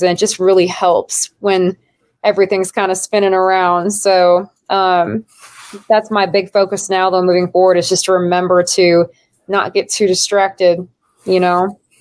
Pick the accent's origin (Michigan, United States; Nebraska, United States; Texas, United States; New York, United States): Nebraska, United States; moved away; I'm from Nebraska originally